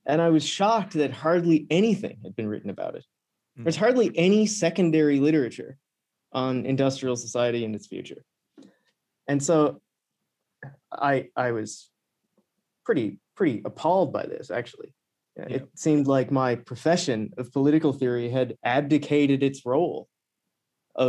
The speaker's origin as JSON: {"language": "English", "country": "Canada", "said": "I'm from a remote part of Canada"}